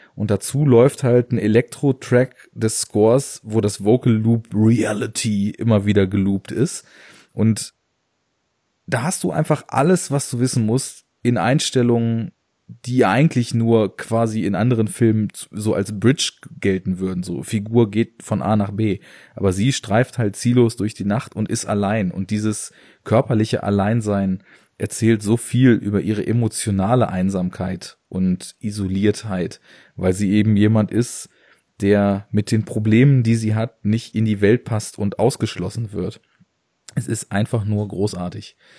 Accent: Braunschweig, Lower Saxony, Germany; ich komme ja aus Braunschweig

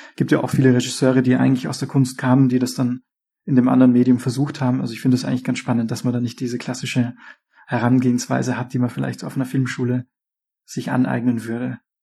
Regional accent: Austria; now in Berlin, Germany; aber ich komme ja aus Österreich ursprünglich.

